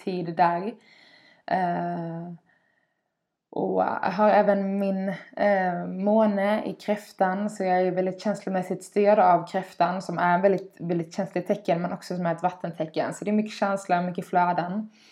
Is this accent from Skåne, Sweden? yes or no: yes; Skåne, Sweden; Dels är jag uppvuxen vid havet, en liten eh, eh by nere i Skåne på kusten.